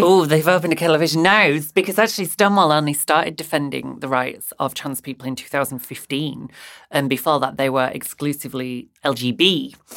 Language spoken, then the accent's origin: English; Bradford, Yorkshire and the Humber, United Kingdom; now in Brighton, United Kingdom; I'm from Bradford in West Yorkshire